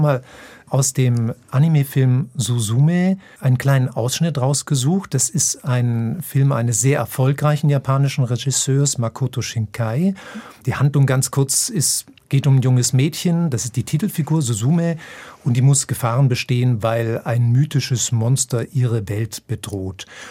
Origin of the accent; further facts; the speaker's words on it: Germany; ich als Deutscher